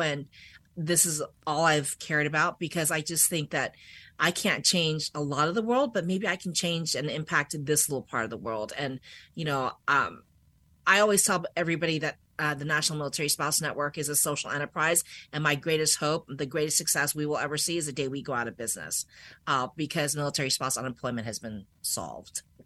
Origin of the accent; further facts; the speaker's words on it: Washington, District of Columbia, United States; moved away as an adult; also born or lived in Germany; I'm actually from this area